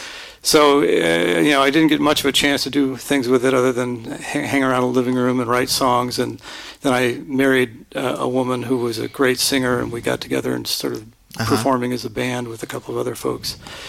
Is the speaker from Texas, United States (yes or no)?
no; Linden, California, United States; also born or lived in Stockton, California; I was born in Stockton, California. All right. And raised out in Linden, California, which is a tiny suburb farming community.